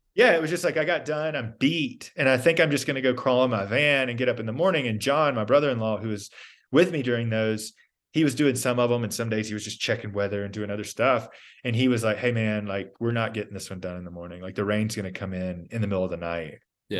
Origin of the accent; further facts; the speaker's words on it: Georgia, United States; also born or lived in Texas; I grew up in Georgia.